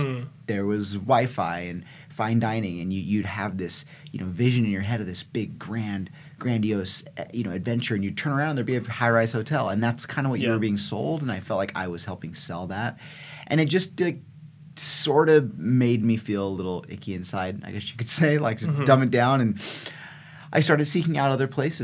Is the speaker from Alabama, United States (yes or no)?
no; California, United States; I grew up in California